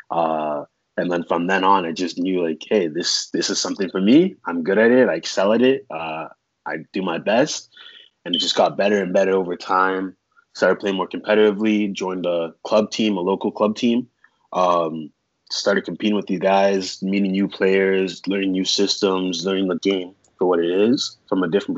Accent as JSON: {"language": "English", "town": "Toronto", "region": "Ontario", "country": "Canada", "tie": "born or raised there", "also_born_or_lived": "Sudbury, Ontario", "said": "Born and raised in Toronto, Ontario, but I moved to Sudbury, Ontario when I was about, 10 maybe"}